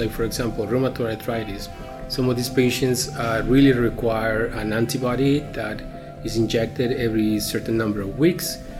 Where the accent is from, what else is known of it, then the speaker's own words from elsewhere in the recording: Mexico; moved away as an adult; Growing up in Mexico and training as a physician in Mexico